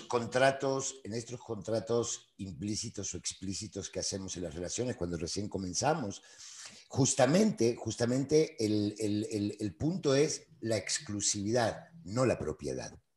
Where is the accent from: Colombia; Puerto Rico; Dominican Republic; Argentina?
Argentina; Buenos Aires; moved away as an adult; also born or lived in Spain; now in Mexico; yo nací, nací hace algunos años, digo, en, Buenos Aires, Argentina